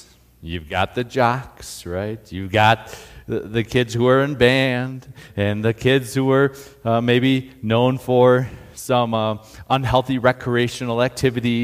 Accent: Northeast Ohio, United States; moved away as an adult; now in Colorado, United States; I'm from Northeast Ohio

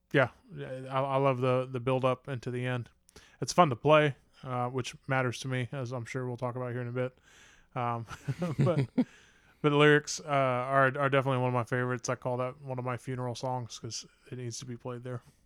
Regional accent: Huber Heights, Ohio, United States; I grew up in Huber Heights

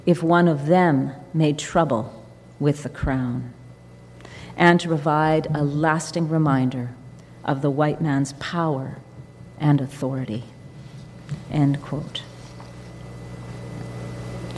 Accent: Saskatchewan, Canada; Saskatchewan, my home place.

